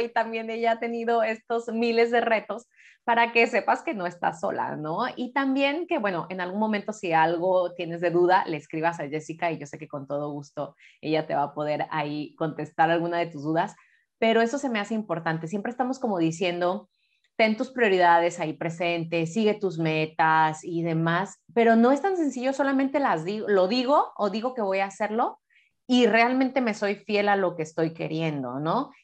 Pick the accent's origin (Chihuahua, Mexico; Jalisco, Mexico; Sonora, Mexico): Jalisco, Mexico; Guadalajara; moved away; ella y yo pues nacimos en Guadalajara